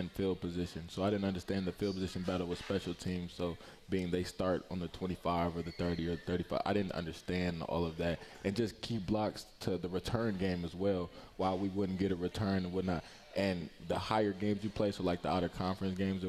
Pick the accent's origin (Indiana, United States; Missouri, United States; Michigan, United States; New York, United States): Michigan, United States; Ypsilanti; also born or lived in Belleville, Michigan; I'm from Ypsilanti, Michigan